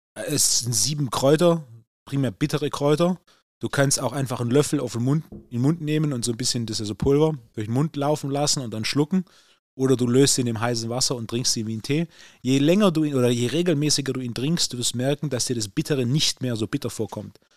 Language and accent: German; Swabia, Germany; Als Schwabe